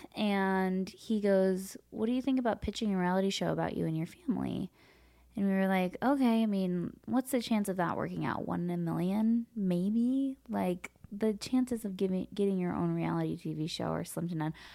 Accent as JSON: {"language": "English", "town": "Los Angeles", "region": "California", "country": "United States", "tie": "born or raised there", "said": "I grew up here in Los Angeles."}